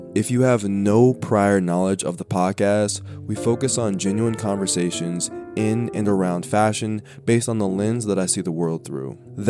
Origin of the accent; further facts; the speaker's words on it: Denver, Colorado, United States; now in New York City, United States; being a 26-year-old creative living in New York City, my background in basketball and sports, my time growing up in Denver, Colorado